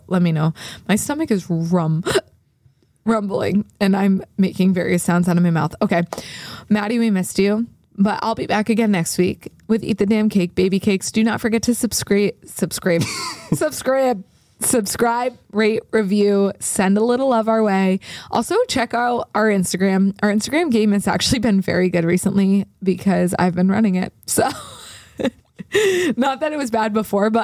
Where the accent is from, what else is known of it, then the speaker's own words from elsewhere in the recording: United States; We're American.